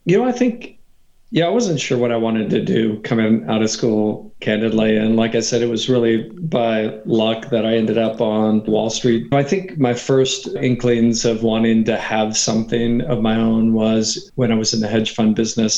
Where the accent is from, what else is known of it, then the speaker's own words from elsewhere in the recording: Katy, Texas, United States; moved away as an adult; also born or lived in New York; So I'm from Texas. I'm from what used to be a small country town outside of Houston that now, thanks to uh, urban sprawl, is really a suburb of Houston called Katy, Texas